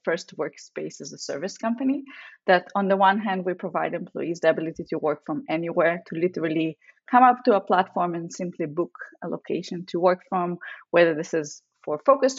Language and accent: English; Israel; moved away as an adult; also born or lived in Russia; now in San Francisco, United States; I lived in Israel most of my life. I'm actually a second-time immigrant. I was born in Russia.